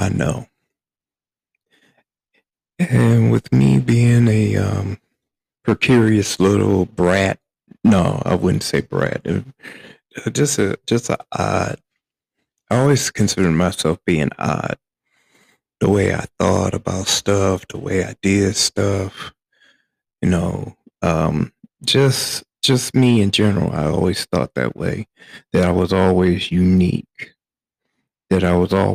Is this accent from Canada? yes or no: no; Flint, Michigan, United States; Growing up in the black community, South Side, to be exact, of Flint, Michigan. I grew up, and if you're familiar with the area, I grew up in Evergreen Estates